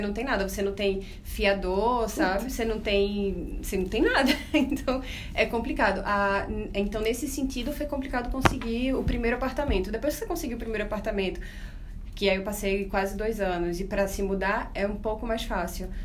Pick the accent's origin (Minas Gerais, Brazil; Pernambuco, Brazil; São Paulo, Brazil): Pernambuco, Brazil; Recife; accent: nordestino; moved away as an adult; now in Buenos Aires, Argentina; eu sou recifense, vocês vão notar pelo sotaque também